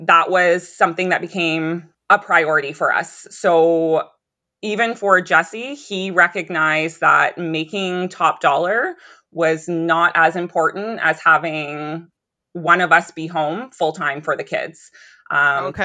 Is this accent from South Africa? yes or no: no; Ontario, Canada; now in Pontypool, Canada; we were from Ontario.